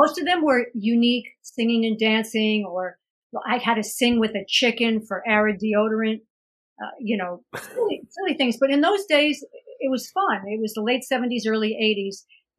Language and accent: English; New York, United States; And I'm just a New Yorker. I'm an East Coast girl.